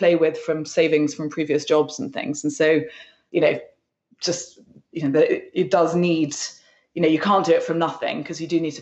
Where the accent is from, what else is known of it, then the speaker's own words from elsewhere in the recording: London, United Kingdom; also born or lived in West Sussex; I grew up in London, and most of my friends are in London